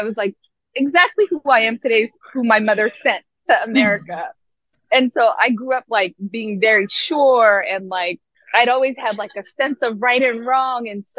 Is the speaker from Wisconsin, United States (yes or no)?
no; Seattle, Washington, United States; also born or lived in Mogadishu, Somalia / Nairobi, Kenya; now in New York, United States; my own identity growing up in Seattle.